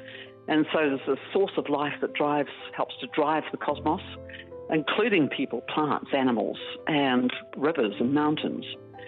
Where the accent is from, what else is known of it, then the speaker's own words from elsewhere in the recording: Gisborne, New Zealand; my hometown of Gisborne.